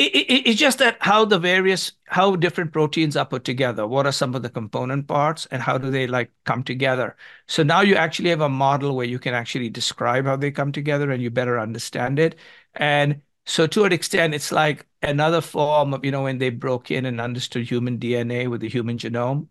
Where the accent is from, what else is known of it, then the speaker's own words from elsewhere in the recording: India; moved away; when I was growing up in India